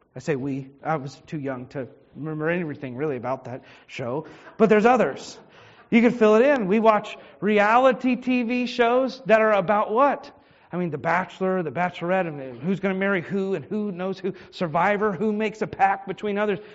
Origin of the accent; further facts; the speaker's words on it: Richmond, Virginia, United States; I was born in Henrico Doctors, and, I, and I've lived in the Richmond area most of my life.